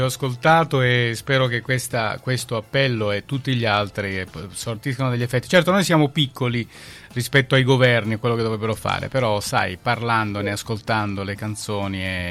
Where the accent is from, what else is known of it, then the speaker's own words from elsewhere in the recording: Calabria, Italy; noi siamo contenti quando qualcuno torna dalle nostre parti, poi ci dà la carica giusta per andare avanti anche a noi, insomma che in Calabria facciamo un po' di fatica